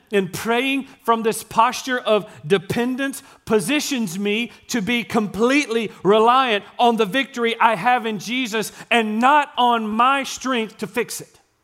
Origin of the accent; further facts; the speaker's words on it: Gilmer, Texas, United States; accent: East Texas; I was born and raised in East Texas. I told you, I was born in Gilmer.